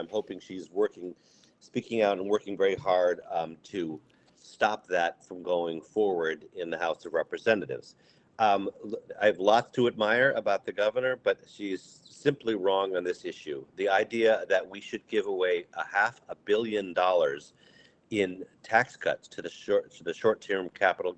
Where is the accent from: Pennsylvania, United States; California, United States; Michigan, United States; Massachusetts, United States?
Massachusetts, United States; Amherst; I grew up in Amherst, Massachusetts, public schools